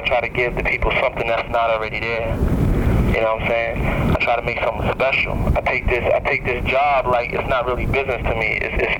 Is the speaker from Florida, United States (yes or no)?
no; New York City, New York, United States; also born or lived in Mount Vernon, New York; I grew up in Harlem, then I moved to Mount Vernon.